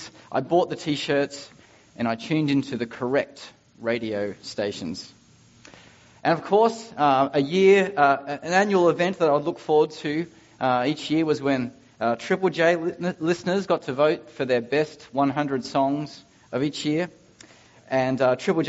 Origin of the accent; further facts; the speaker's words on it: Ipswich, Queensland, Australia; I'm from Ipswich, just like Ashley Barty.